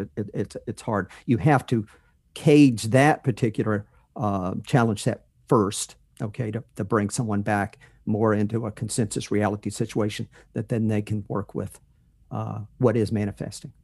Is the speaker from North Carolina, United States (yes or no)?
yes; North Carolina, United States; moved away as an adult; That's where I grew up in North Carolina